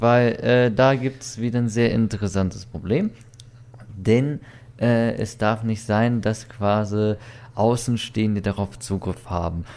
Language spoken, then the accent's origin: German; Weiden in der Oberpfalz, Bavaria, Germany; bei uns in Weiden